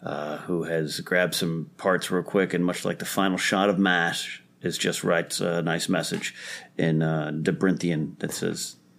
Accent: Central Coast, California, United States; born or raised there; moved away

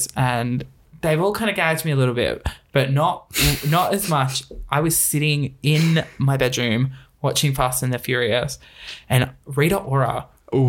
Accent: Craigieburn, Victoria, Australia; I grew up in Craigieburn

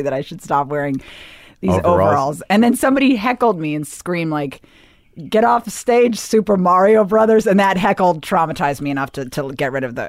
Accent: Bethesda, Maryland, United States; I grew up in Bethesda, Maryland.

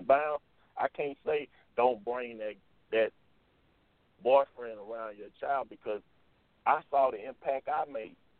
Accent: Jackson, Mississippi, United States; when I did come back to Jackson to play, I played at Tougaloo College

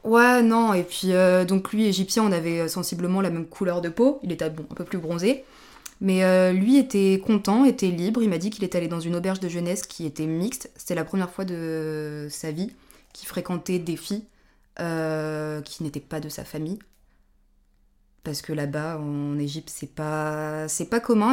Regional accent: France; pour nous Français ou Européens

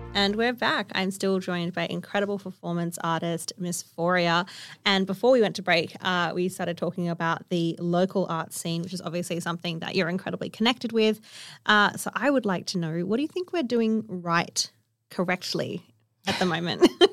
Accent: Kalgoorlie, Western Australia, Australia; I grew up on One Cataland in Kalgoorlie

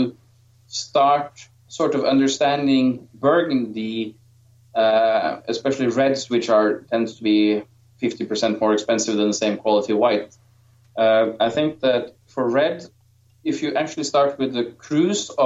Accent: Norway; I'm from Norway

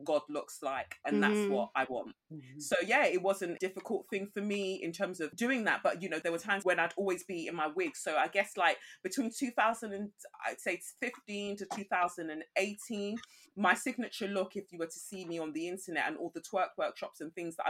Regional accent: England, United Kingdom; also born or lived in Nigeria; I was born in Nigeria and I came to England when I was 5.

